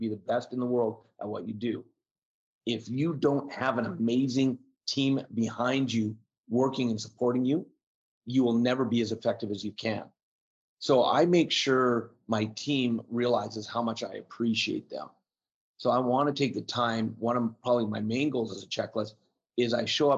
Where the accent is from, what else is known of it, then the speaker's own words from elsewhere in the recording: Canada; being Canadian